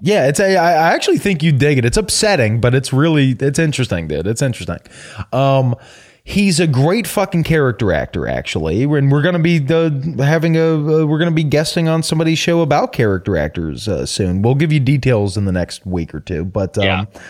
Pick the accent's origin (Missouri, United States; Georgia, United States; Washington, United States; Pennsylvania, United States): Georgia, United States; Atlanta; we're Atlantans